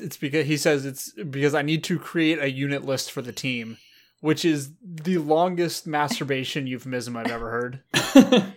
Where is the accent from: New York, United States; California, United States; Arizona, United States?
California, United States; Beach Cities, Los Angeles area; Tim and I are from the Beach Cities